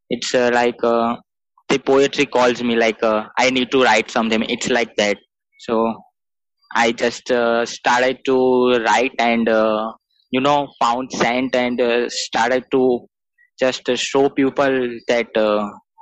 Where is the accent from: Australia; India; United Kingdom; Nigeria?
India; I'm from India